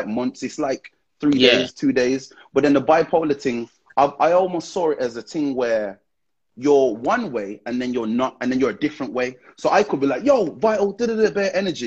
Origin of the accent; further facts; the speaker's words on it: Wolverhampton, West Midlands, United Kingdom; growing up in Wolverhampton, a place called Dunstall Whitmarines